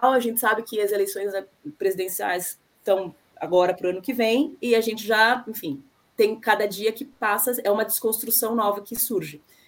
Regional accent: Brazil; now in Paraguay; enquanto brasileiros

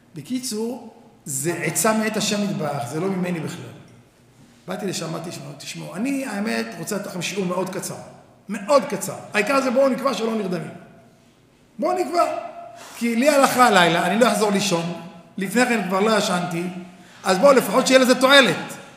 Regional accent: Tel Aviv, Tel Aviv District, Israel; אני בא מתל אביב

